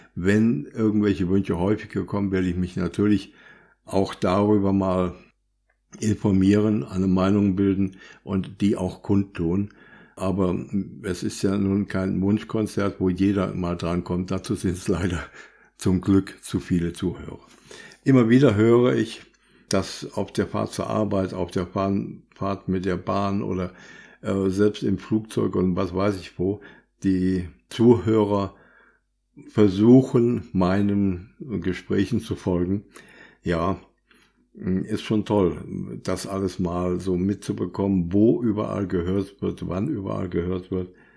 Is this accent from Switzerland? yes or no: no; Germany; bei uns in Deutschland